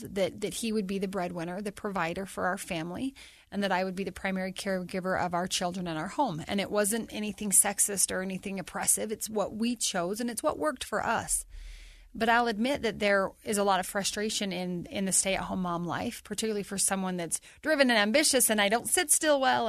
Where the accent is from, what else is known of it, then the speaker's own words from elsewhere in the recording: North Ogden, Utah, United States; for my hometown